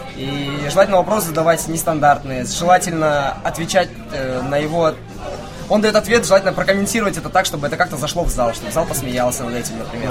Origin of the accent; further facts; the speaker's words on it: Pavlodar, Pavlodar Region, Kazakhstan; now in Novosibirsk, Russia; Я сам вообще из Казахстана